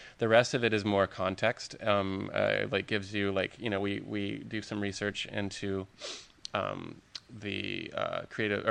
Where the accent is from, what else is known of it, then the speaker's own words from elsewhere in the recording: Lubbock, Texas, United States; moved away; I'm from Texas. Mm. Originally, I'm from Lubbock, Texas.